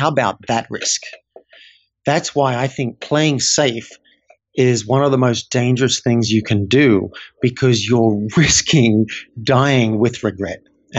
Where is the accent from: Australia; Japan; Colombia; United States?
Australia; I didn't learn as an Australian guy growing up how to really connect with humans.